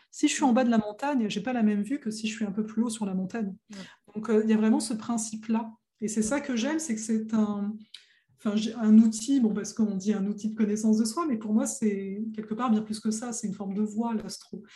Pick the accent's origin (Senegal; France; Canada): France; nous, on est né, on est français, donc l'anglais, c'est une langue étrangère